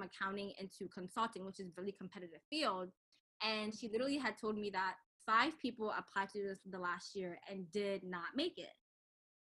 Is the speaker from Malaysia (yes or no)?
no; Cameroon; I am from Cameroon